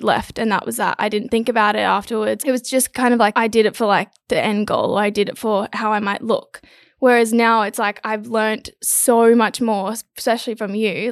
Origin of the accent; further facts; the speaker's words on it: Gold Coast, Queensland, Australia; I'm from the Gold Coast. I'm 22 years old. I've always lived on the Gold Coast